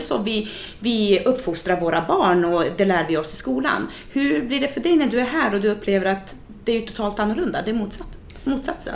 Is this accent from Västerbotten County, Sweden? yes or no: yes; Umeå, Västerbotten County, Sweden; i Umeå då, där jag, där jag är ifrån